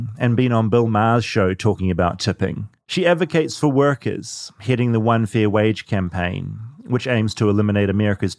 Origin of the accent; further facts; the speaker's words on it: New Zealand; now in United States; as a New Zealander